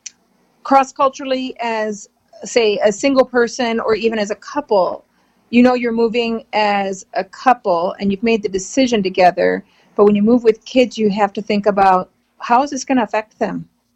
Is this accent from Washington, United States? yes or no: yes; Washington, United States; also born or lived in Los Angeles, United States; I usually tell people I'm a West Coast girl. Originally, I grew up on the West Coast. So I was born in Southern California in the Los Angeles area. Mm-hmm. And we lived there until I was 9 years old. And then we moved to Western Washington